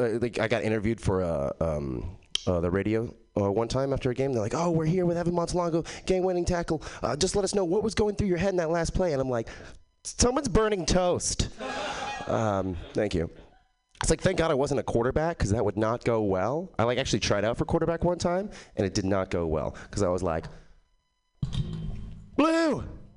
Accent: Texas, United States; All right, so I am from Texas, and I don't have an accent, which bums people out sometimes.

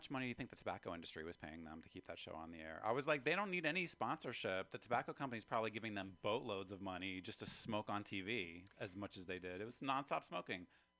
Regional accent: West Virginia, United States; moved away as an adult; now in San Francisco, United States; we grew up in West Virginia.

